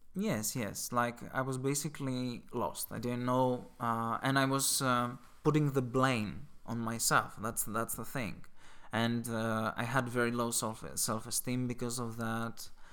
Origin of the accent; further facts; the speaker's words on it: Greece; moved away; I'm from Greece